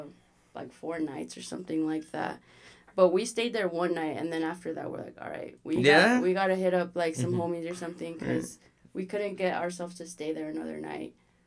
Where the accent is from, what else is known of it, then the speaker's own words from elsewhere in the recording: Utah, United States; also born or lived in Los Angeles; I'm from Utah, but yeah. I was born in LA.